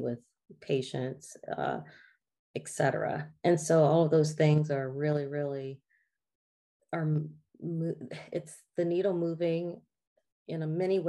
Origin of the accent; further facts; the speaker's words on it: the South, United States; I still lived in a Black Southern family, you know? And so everything that was a part of our roots, of just traditions of living in the South and growing up in the South